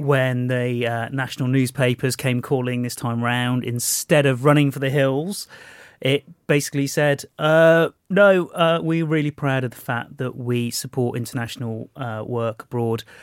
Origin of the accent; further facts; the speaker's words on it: Walsall, West Midlands, United Kingdom; in Walsall, my hometown